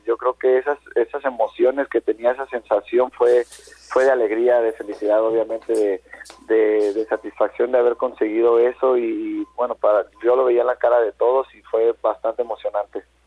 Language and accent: Spanish; Guadalajara, Jalisco, Mexico; moved away; yo que soy de Guadalajara